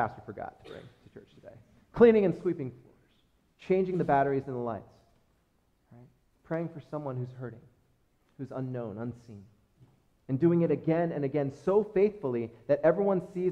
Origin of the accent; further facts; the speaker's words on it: United States; as American Christians